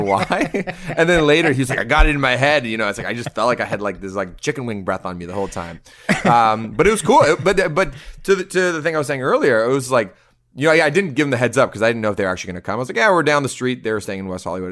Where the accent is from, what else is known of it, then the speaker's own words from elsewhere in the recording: Canada; now in Toronto, Canada; we're Canadian. We're in Toronto.